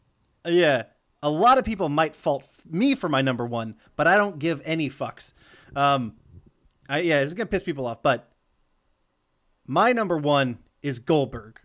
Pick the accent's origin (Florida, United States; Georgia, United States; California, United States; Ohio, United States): Georgia, United States; we grew up in Georgia